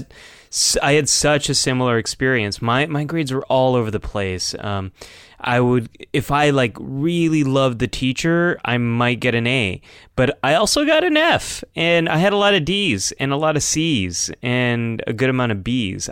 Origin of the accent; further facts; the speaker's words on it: California, United States; as a Californian